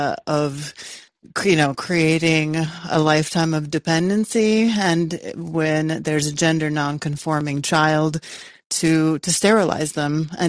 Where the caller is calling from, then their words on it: Canada; also born or lived in Yugoslavia; I'm calling from Canada, so I wanted to offer my condolences, basically.